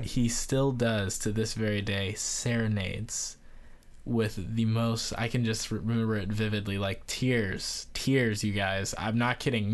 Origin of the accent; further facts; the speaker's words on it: Barbados; being from Barbados